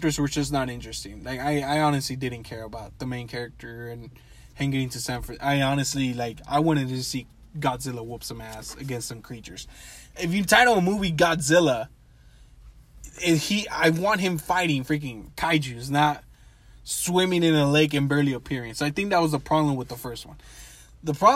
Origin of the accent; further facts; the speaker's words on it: Mexico; Mexico, my home country